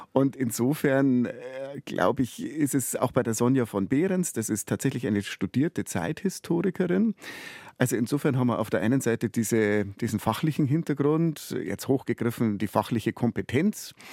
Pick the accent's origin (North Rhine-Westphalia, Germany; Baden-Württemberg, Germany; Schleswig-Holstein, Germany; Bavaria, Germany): Bavaria, Germany; ich bin auf dem Land aufgewachsen und ich glaube, ich bin in einem sehr in einem sehr bayerischen Umfeld aufgewachsen. Ich bin auf dem Dorf aufgewachsen.